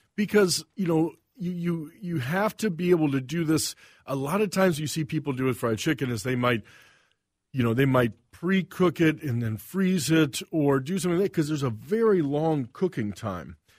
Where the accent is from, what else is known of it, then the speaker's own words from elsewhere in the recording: the Carolinas, United States; also born or lived in Saint Paul, Minnesota / Missouri; now in Minnesota, United States; moved to the Carolinas when I was five and grew up on the East Coast, uh, North Carolina, South Carolina.